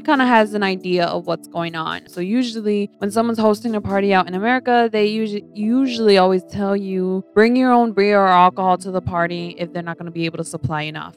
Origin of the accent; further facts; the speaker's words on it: United States; I was born in the States